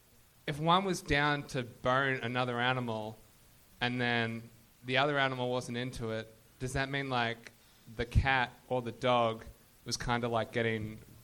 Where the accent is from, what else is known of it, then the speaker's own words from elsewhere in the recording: Australia; I mean, I'm from Australia, I don't know if it's different here or whatever